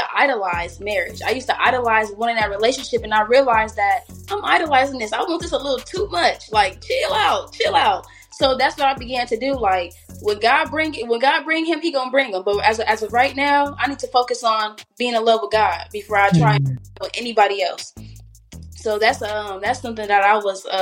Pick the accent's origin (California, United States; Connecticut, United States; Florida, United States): California, United States; Riverside; I'm from Riverside